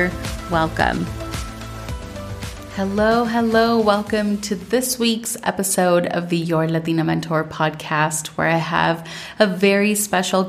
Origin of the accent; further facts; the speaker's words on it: Minnesota, United States; now in Colombia; growing up in Minnesota